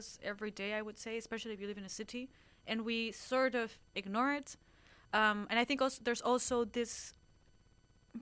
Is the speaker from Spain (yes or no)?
yes; Spain; Being Spanish